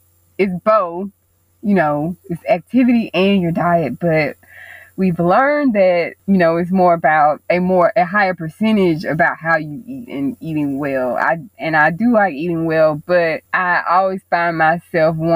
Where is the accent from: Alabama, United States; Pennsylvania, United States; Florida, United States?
Alabama, United States; Mobile; I was born and raised in Mobile, Alabama.